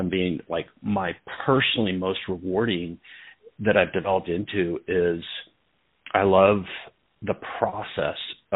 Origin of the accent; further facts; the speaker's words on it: Portland, Oregon, United States; I grew up in Portland